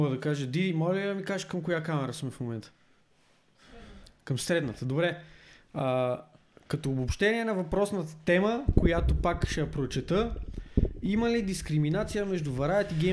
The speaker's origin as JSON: {"language": "Bulgarian", "town": "Sofia", "region": "Sofia City", "country": "Bulgaria", "tie": "born or raised there", "said": "Аз първо, че съм роден в центъра на София, в Шейново."}